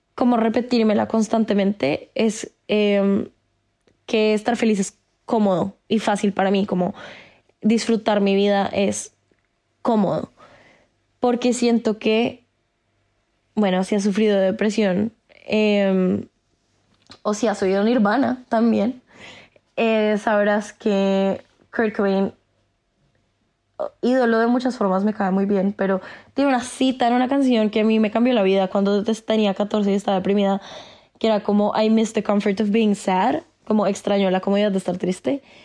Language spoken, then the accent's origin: Spanish; Colombia